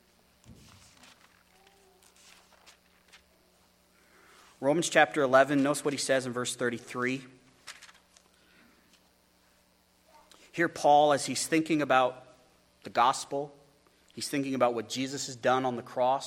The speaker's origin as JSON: {"language": "English", "country": "United States", "said": "as American Christians, as evangelicals"}